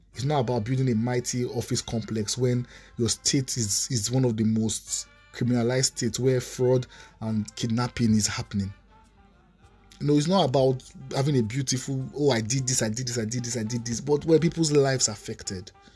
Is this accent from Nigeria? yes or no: yes; Nigeria; Nigerian citizens